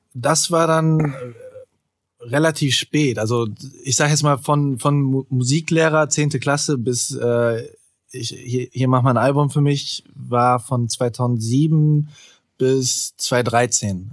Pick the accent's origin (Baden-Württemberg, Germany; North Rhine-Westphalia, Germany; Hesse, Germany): North Rhine-Westphalia, Germany; Solingen; ich komme ja aus Soling